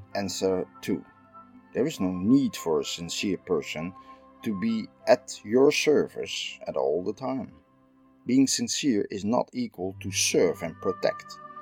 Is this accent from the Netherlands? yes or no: yes; Netherlands; I'm from the Netherlands